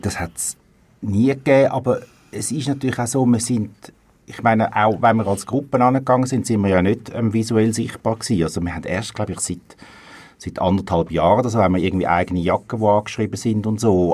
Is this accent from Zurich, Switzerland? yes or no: yes; Zurich, Switzerland; ich komme aus Zürich und darum schlägt mein Fußballherz ursprünglich für IF, für Young Fellows Zürich